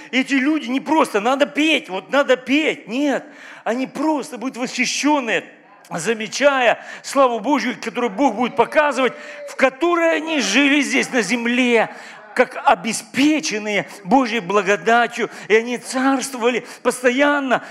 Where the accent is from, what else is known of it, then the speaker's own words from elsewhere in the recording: Ukraine; Я украинец, вообще разговариваю по-украински